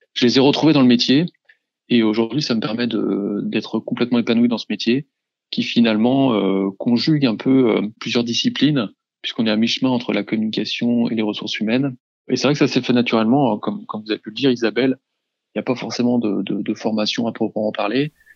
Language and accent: French; around Rennes, Brittany, France; now in Rennes, France; revenir dans ma région d'origine en m'installant à Rennes